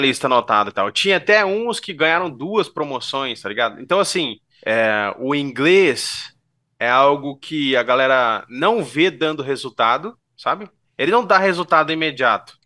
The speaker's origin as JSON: {"language": "Portuguese", "town": "Bauru", "region": "São Paulo", "country": "Brazil", "tie": "born or raised there", "said": "sou natural de Bauru, tenho 34 anos."}